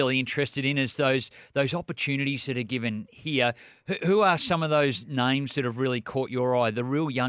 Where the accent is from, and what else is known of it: Australia